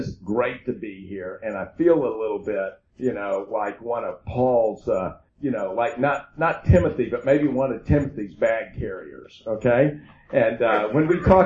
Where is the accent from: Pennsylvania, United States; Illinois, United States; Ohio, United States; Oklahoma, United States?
Oklahoma, United States; I'm from Oklahoma